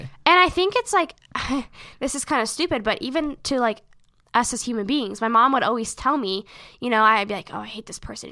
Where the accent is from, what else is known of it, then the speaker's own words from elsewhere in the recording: Seattle, Washington, United States; we are from Seattle